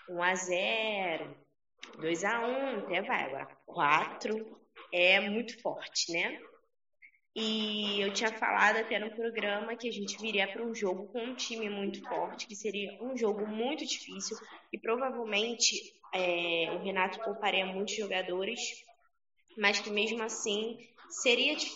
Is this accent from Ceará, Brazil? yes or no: no; Rio de Janeiro, Brazil; porque eu sou carioca, então qualquer chuvinha eu sinto frio, e é isso, não sou acostumada.